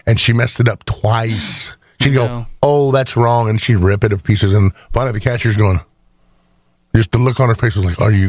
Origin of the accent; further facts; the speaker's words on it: Indiana, United States; I'm from Indiana.